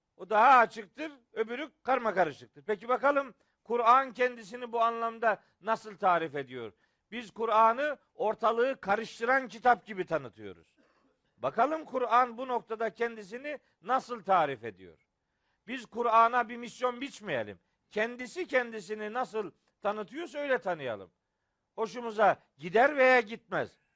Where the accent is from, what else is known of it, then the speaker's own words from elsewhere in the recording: Trabzon, Turkey; also born or lived in Samsun; Trabzonluyum ben.